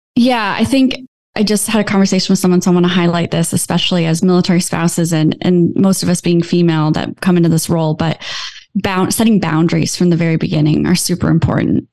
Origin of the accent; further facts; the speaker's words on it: Iowa, United States; I'm from Iowa